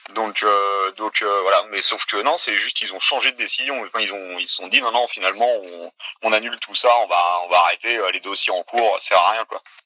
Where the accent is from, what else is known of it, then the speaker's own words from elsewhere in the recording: France; also born or lived in Quebec; on est français, on est dans notre pays